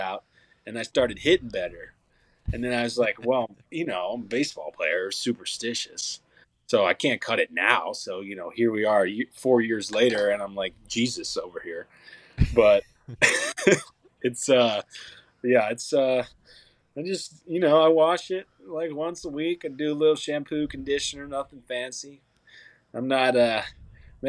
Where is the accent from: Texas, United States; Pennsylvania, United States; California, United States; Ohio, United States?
Pennsylvania, United States; Montgomery County, outside Philadelphia; moved away as an adult; now in Nashville, United States; it was cool growing up outside of the Philadelphia area. I was about 45 minutes west